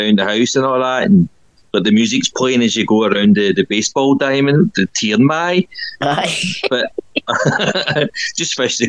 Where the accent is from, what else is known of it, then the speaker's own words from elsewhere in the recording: Scotland, United Kingdom; why the hell would a Scotsman come to this random pub in Iowa?